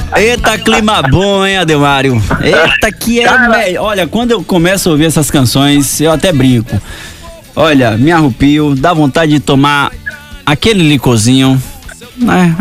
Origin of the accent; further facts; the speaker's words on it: Cruz das Almas, Bahia, Brazil; eu sou lá de Cruz das Almas, terra do forró